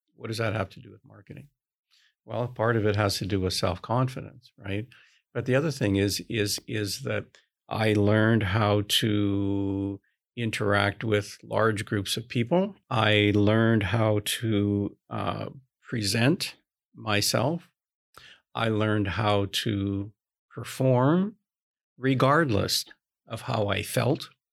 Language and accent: English; Canada; I'm Canadian